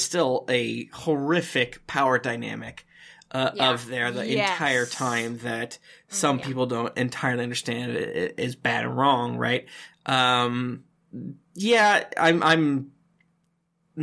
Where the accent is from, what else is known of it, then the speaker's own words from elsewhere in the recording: United States; as an American